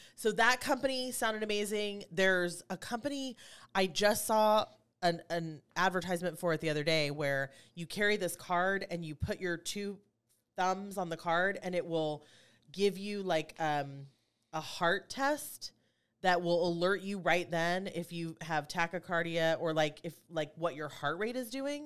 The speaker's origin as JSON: {"language": "English", "town": "Kansas City", "country": "United States", "tie": "born or raised there", "moved": "yes", "said": "I'm from Kansas City originally"}